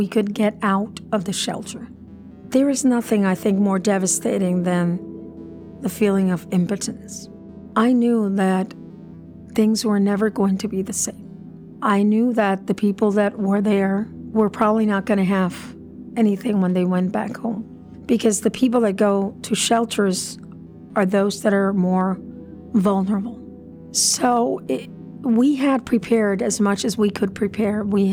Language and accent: English; San Juan, Puerto Rico; moved away as an adult; also born or lived in Boston / Pittsburgh; I was born in San Juan, 1963. I lived there all my life, except for a small 12-year hiatus that I went to Boston University and then came to Carnegie Mellon